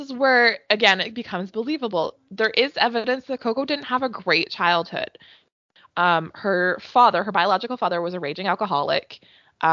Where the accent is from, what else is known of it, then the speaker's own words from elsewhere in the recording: Alberta, Canada; I'm from Alberta